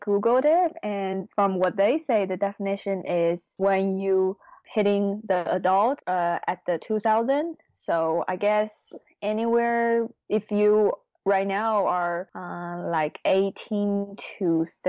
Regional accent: China; My mom becomes an entrepreneur. And, you know, at that time, it's kind of a new thing in China.

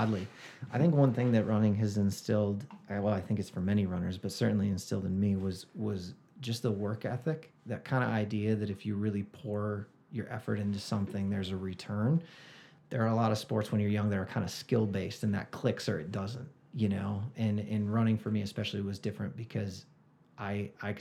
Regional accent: Rochester, New York, United States; now in Flagstaff, United States; I grew up in outside of Rochester, New York

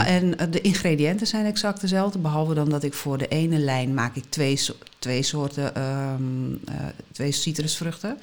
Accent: Netherlands; moved away as an adult; also born or lived in Southern Italy; toen ik terugkwam naar Nederland

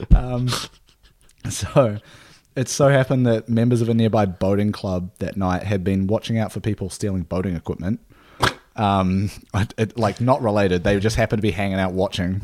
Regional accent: New Zealand; moved away; a beer from my hometown, from my home country

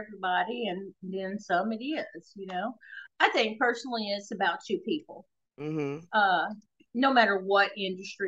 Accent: the South, United States; Now, I'm from the South

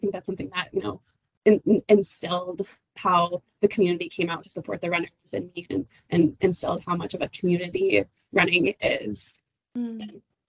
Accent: Pueblos of Taos and Laguna, New Mexico, United States; moved away as an adult; also born or lived in Syracuse, New York / Seattle; now in Denver, United States; I'm from the Pueblos of Taos and Laguna. So the Pueblo of Taos is northern New Mexico, and the Pueblo of Laguna is just outside of Albuquerque.

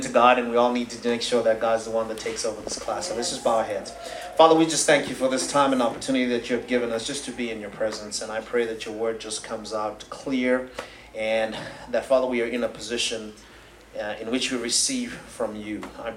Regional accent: Zimbabwe; moved away as an adult; also born or lived in Tulsa, Oklahoma; now in United States; I'm originally from Zimbabwe in Southern Africa. I came here in 2005

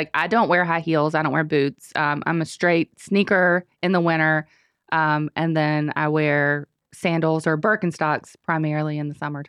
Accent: Shelby, North Carolina, United States; I grew up in Shelby

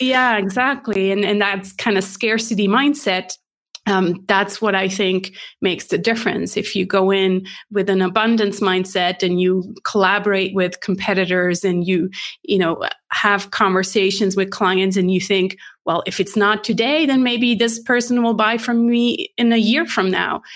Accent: Switzerland; English is a second language; moved away as an adult; also born or lived in California; I'm based in Switzerland, born and raised

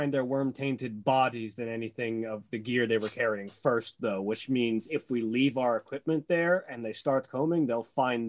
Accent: Georgia, United States; I'm from Georgia.

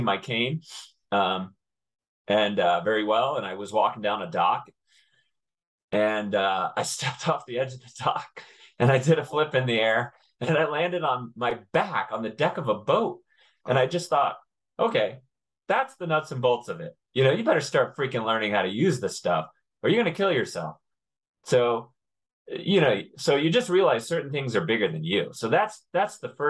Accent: Connecticut, United States; I grew up in Connecticut

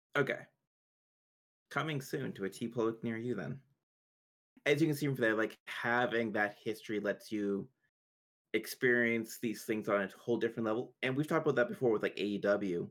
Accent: Canada; I'm Canadian

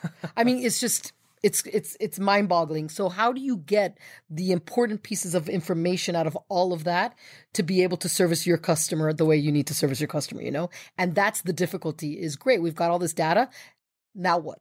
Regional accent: United States; as an American

